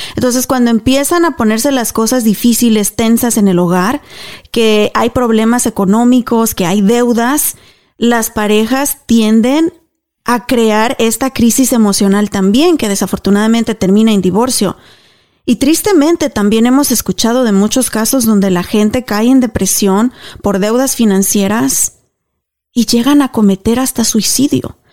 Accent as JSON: {"language": "Spanish", "country": "Mexico", "tie": "born or raised there", "moved": "as an adult", "lives_now": "United States", "said": "Y fui criada en México"}